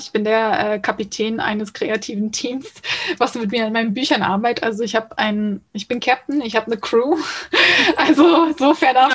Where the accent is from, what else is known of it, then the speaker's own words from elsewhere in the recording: small town in Lower Saxony near Hamburg, Germany; Ich bin genauso am Grenzposten zwischen Niedersachsen und Hamburg und ähm, ziehe mich aber immer eher zu Hamburg, weil wenn ich dann anfange erkläre, wo genau aus Niedersachsen ich komme